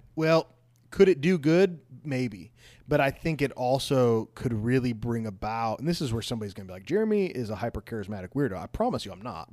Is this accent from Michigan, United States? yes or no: no; outside of Chicago, Illinois, United States; moved away; I grew up outside of Chicago